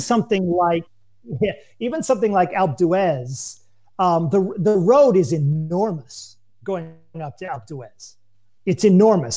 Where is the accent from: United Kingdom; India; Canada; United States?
United States; moved away as an adult; now in France; as an American